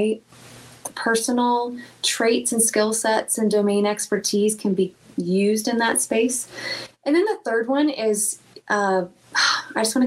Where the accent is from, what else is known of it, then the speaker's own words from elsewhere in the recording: Lakeland, Florida, United States; when I was a waitress in Lakeland, Florida, my hometown.